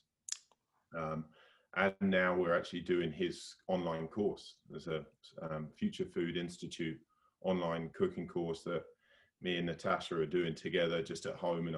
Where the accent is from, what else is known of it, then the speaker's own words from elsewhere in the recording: the London area in the Southeast, South East England, United Kingdom; moved away as an adult; also born or lived in Bristol, United Kingdom / Australia / New Zealand; now in Whistler, Canada; So we were both sort of grew up on the East Coast, like the London sort of area in the Southeast